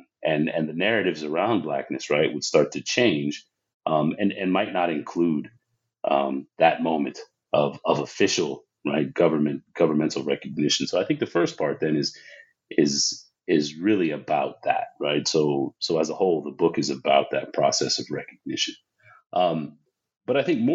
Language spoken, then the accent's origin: English; San Diego, California, United States; I grew up in Southern California, San Diego specifically